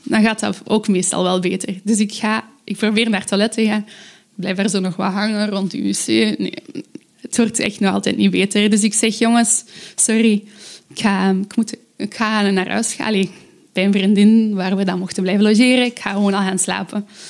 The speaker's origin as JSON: {"language": "Dutch", "town": "Aalst", "region": "Flanders", "country": "Belgium", "said": "ik kom uit Aalst."}